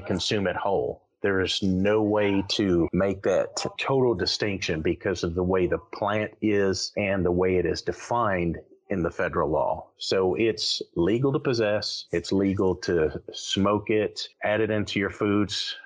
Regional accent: the North, United States; now in North Carolina, United States; I'm from the North

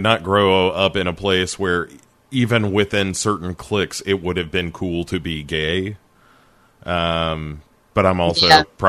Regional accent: Clarksville, Tennessee, United States

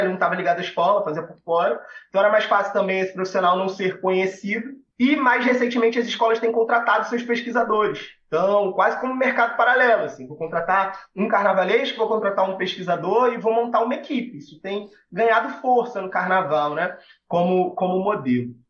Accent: Rio de Janeiro, Brazil; nasci no Andaraí, sou salgueirense, numa família de salgueirenses, cresci no Salgueiro

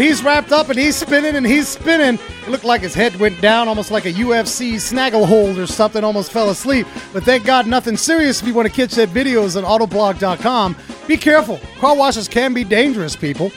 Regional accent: New York, United States; growing up in New York in the big apartment buildings

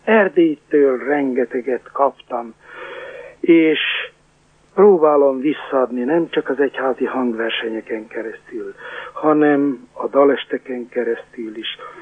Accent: Sárospatak, Borsod-Abaúj-Zemplén, Hungary; én a Sárospatik Református Főgimnáziumban, pontosabban a híres kollégiumban nevelkedtem

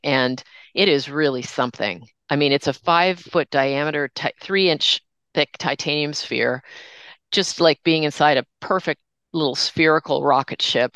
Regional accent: Toronto, Ontario, Canada; growing up in Toronto, north of Toronto

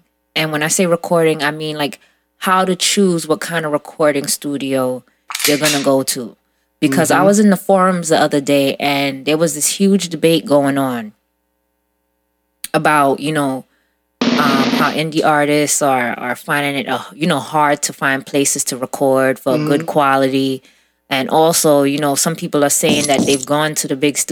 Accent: New York City, New York, United States; growing up in Brooklyn

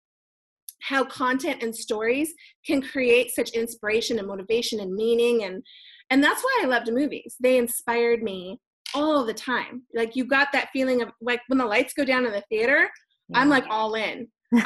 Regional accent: Hawaii, United States; moved away; I grew up in Hawaii.

